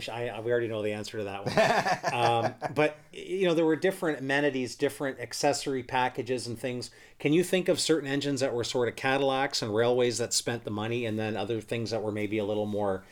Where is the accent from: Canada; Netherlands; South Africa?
Canada; Woodstock, Ontario; I grew up in Woodstock, and I before I could drive, my parents used to take me to Bruffdale Hobby quite a bit.